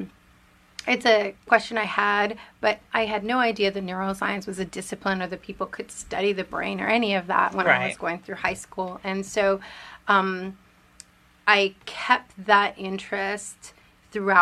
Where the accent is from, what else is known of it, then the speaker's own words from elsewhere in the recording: Richmond, California, United States; English is a second language; also born or lived in Mexico; I grew up in Richmond, California